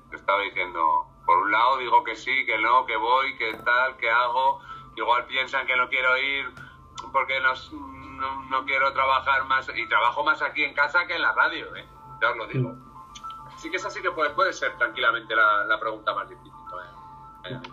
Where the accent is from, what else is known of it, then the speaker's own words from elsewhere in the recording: Salamanca, Castile and León, Spain; Yo soy de Salamanca